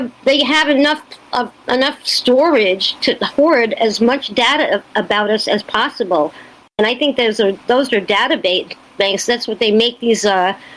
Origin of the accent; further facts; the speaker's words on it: New York, United States; by being a New Yorker